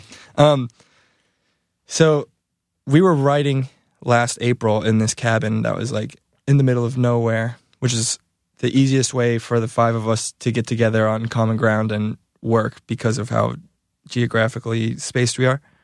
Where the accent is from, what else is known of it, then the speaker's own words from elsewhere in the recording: Valparaiso, Indiana, United States; now in Michigan, United States; I'm from Valparaiso